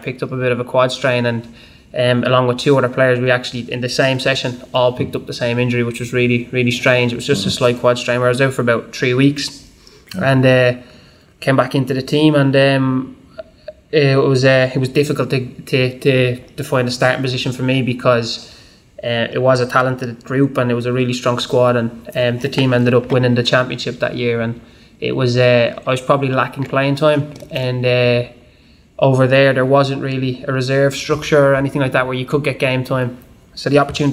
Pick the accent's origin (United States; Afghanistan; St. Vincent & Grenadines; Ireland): Ireland; Dublin, Leinster; moved away as an adult; growing up in Dublin, all I knew was Dublin